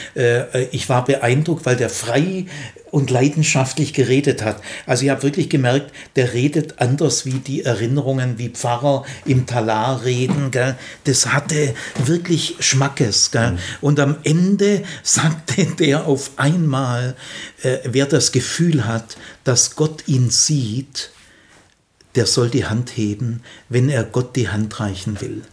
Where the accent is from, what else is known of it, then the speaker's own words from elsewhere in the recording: Remstal, Stuttgart region, Baden-Württemberg, Germany; Aufgewachsen bin ich im Remstal, also in Region Stuttgart